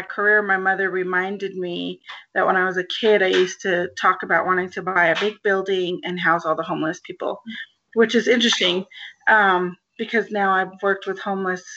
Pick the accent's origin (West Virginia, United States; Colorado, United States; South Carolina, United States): Colorado, United States; Denver; I grew up in Northwest Denver